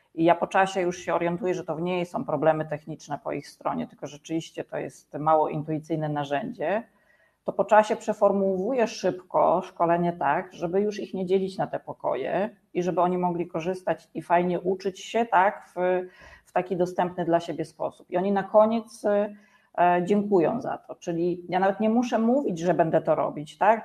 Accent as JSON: {"language": "Polish", "area": "former Bydgoszcz Voivodeship", "region": "Kuyavian-Pomeranian Voivodeship", "country": "Poland", "moved": "yes", "lives_now": "Węgorzewo, Poland", "said": "jestem z Węgorzewa na chwilę obecną, chociaż pochodzę rzeczywiście z e, województwa byłego bydgoskiego."}